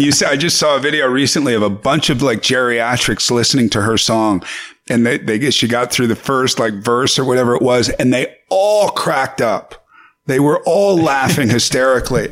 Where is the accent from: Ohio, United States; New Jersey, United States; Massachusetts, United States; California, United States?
California, United States; Paso Robles; also born or lived in New York / Venice Beach, California; in Paso Robles, you know, where I'm from, I am proud of that. And I have a ranch there still.